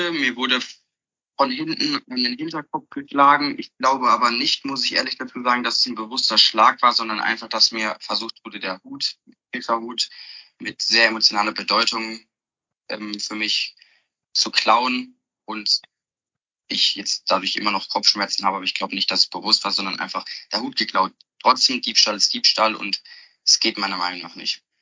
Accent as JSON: {"language": "German", "town": "Heidelberg", "region": "Baden-Württemberg", "country": "Germany", "said": "Ich bin jetzt 17 Jahre alt und FC-Fan und auch Mitglied seit meiner Geburt. Ich komme aus Heidelberg, das ist in Baden-Württemberg"}